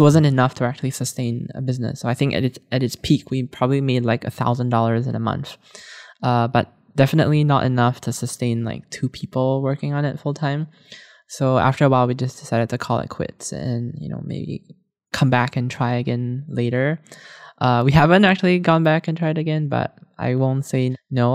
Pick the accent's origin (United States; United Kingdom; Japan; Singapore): Singapore; moved away; I was growing up in Singapore at the time